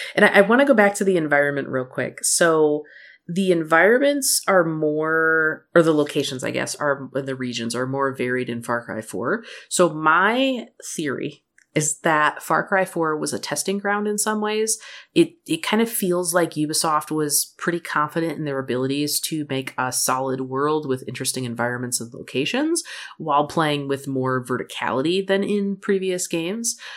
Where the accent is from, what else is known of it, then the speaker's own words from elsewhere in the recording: Midwest, United States; moved away; also born or lived in Michigan; I grew up in the Midwest